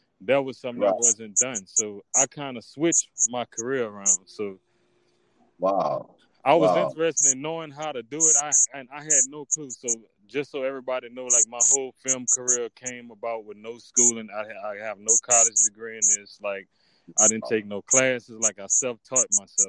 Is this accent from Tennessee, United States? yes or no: no; Opelousas, Louisiana, United States; from my hometown, from Opelousas